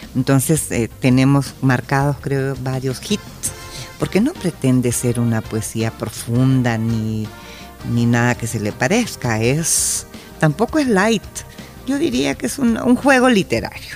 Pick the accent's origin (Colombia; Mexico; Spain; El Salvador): El Salvador; somos salvadoreños